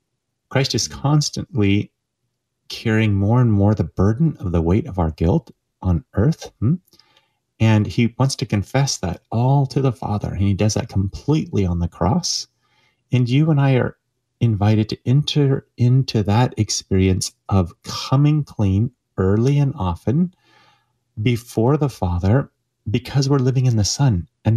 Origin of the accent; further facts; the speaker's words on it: Oregon, United States; now in St. Louis, United States; I grew up in Oregon, thanks to the advice of a Jesuit to my father, who grew up here in St. Louis, where I am currently.